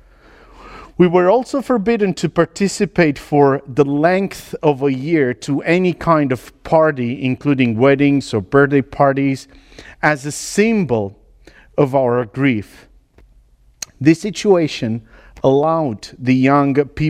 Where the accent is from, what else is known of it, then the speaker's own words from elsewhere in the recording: Romania; moved away as an adult; also born or lived in L'Aquila, Italy / United Kingdom / Sulaymaniyah, Iraq; I was born in Romania into a gypsy tribe in 83 during communism